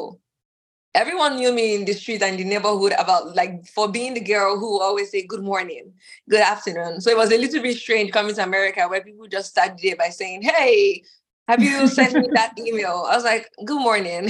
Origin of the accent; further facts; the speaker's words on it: Nigeria; moved away; also born or lived in Dallas, Texas; my whole family is, we're Nigerian